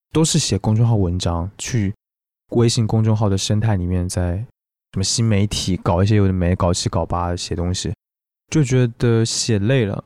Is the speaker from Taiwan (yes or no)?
yes; Taiwan; accent: Taiwanese; 我是台湾人